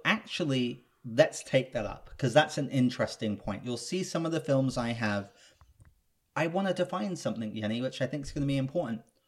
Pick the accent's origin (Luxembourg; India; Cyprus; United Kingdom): United Kingdom; England; now in Los Angeles, United States; I'm British.